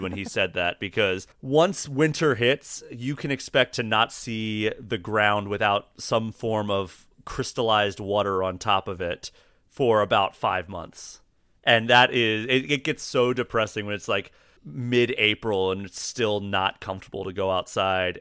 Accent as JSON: {"language": "English", "region": "East Coast", "country": "United States", "tie": "born or raised there", "also_born_or_lived": "Austin, Texas / Maryland / Pittsburgh, Pennsylvania", "moved": "as an adult", "lives_now": "Minnesota, United States", "said": "I grew up on the East Coast, so, like, Maryland, Pittsburgh"}